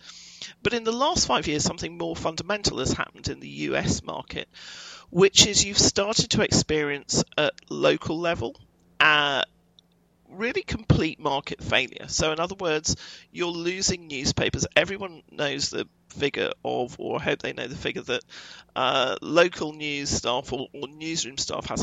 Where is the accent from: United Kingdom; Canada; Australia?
United Kingdom; moved away as an adult; now in United States; I'm European and I come from Britain